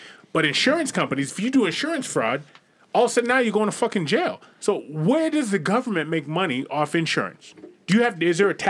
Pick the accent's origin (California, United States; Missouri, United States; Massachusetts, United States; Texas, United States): Massachusetts, United States; Boston; But, you know, I'm from Boston